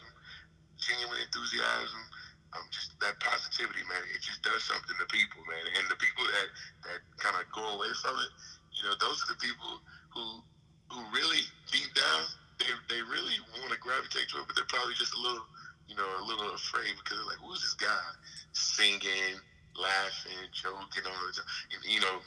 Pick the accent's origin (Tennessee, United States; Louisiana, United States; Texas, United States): Texas, United States; Jasper; moved away as an adult; I grew up in Jasper, Texas